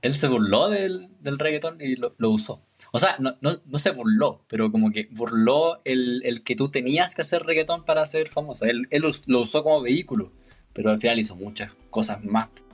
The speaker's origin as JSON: {"language": "Spanish", "country": "Chile", "said": "somos chilenos"}